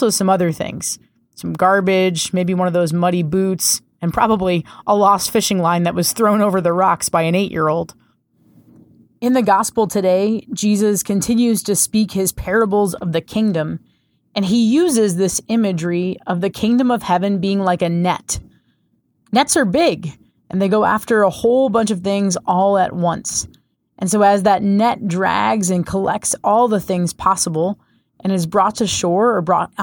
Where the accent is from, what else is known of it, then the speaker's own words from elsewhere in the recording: Rhode Island, United States; I grew up in Rhode Island